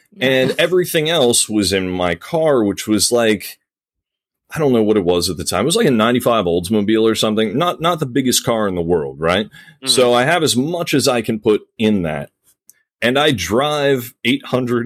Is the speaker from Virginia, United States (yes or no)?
yes; Virginia Beach, Virginia, United States; moved away as an adult; also born or lived in Chicago; I'm from Virginia Beach